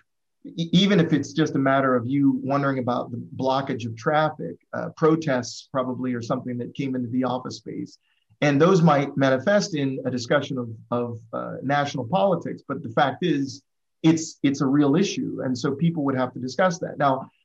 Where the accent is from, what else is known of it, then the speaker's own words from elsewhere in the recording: Midwest, United States; we're from the Midwest, we're from this kind of background